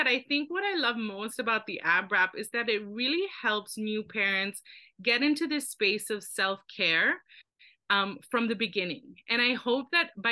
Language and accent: English; Philippines; now in Canada; I grew up in the Philippines.